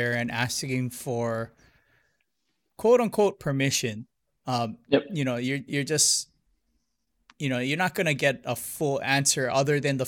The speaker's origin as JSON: {"language": "English", "town": "Hilo", "region": "Hawaii", "country": "United States", "tie": "born or raised there", "also_born_or_lived": "Honolulu", "moved": "yes", "said": "I grew up in Hilo, but I grew up more Japanese"}